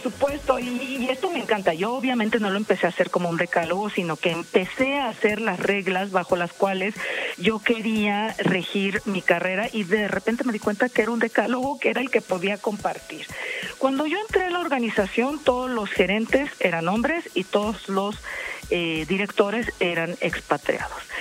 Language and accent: Spanish; Mexico; representar a mi país